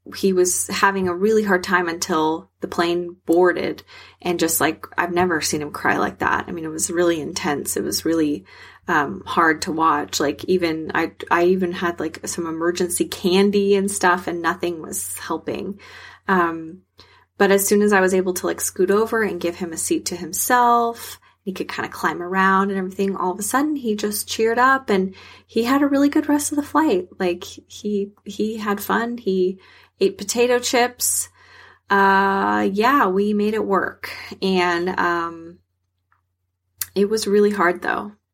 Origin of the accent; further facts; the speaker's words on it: South Texas, United States; I'm from South Texas